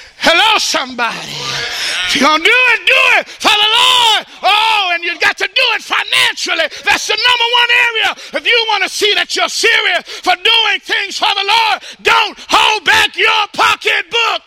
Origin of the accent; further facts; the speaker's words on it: Texas, United States; I'm from Texas